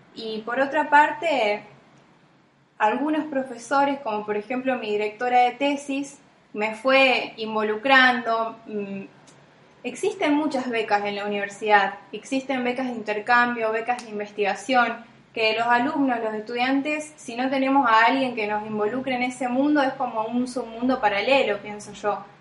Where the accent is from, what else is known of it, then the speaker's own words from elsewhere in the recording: Las Parejas, Santa Fe, Argentina; moved away as an adult; also born or lived in Rosario; el pueblo que nací yo o en la casa que nací yo